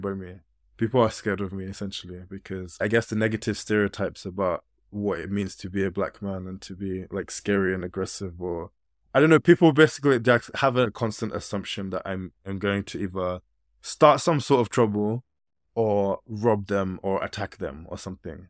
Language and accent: English; United Kingdom; Although I've grown up in this country, I still have very West African kind of ways of being